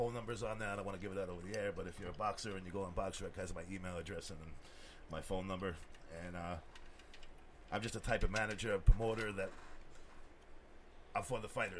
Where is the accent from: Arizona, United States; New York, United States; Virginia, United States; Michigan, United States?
New York, United States; now in St. Louis, United States; I'm not from here. I'm from New York.